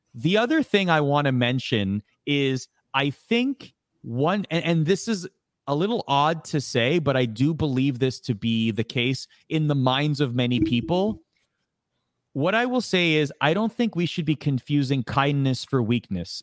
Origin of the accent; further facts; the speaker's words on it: Toronto, Ontario, Canada; I grew up in Toronto. I love that city.